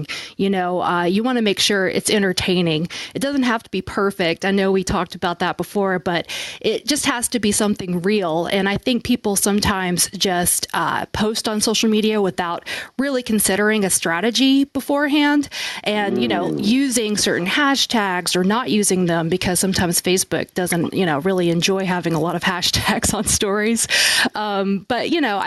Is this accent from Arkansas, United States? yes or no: yes; Little Rock, Arkansas, United States; now in Nashville, United States; I came from Little Rock, Arkansas